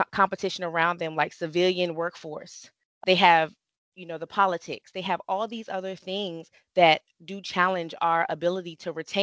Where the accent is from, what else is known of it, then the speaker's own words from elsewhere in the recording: United States; I hail from the National Capital Region, where I'm actually recruiting